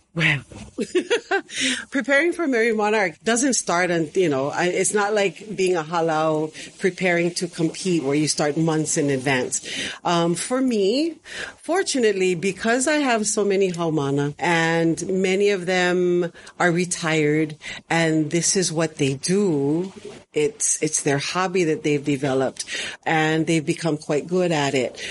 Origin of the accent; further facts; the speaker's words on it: Honolulu, Hawaii, United States; I am from Honolulu, Oahu, born and raised